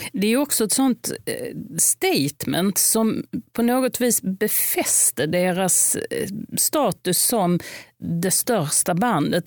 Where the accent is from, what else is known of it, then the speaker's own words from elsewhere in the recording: Lund, Skåne, Sweden; jag är uppvuxen i Lund